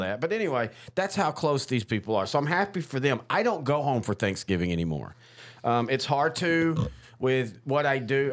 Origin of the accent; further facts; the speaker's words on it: Marshall, Texas, United States; my parents have always been in Marshall, my hometown